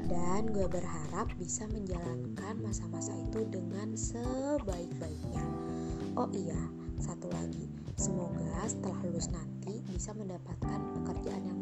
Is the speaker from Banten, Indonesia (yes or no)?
yes; Tangerang, Banten, Indonesia; now in Lampung, Indonesia; Gue berasal dari Tangerang, lumayan jauh nih dari lingkungan kampus. Jadi anak rantau deh.